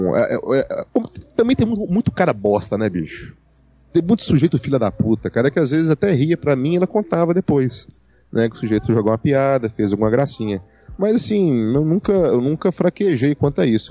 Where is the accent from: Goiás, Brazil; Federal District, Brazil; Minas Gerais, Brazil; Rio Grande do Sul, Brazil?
Minas Gerais, Brazil; Eu sou mineiro